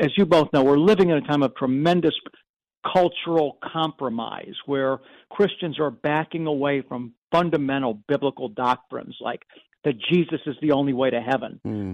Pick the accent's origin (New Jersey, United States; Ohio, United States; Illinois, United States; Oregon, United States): Ohio, United States; Cleveland; now in Columbus, United States; I was born in Cleveland, but I've lived in Columbus for almost 20 years. Columbus, Ohio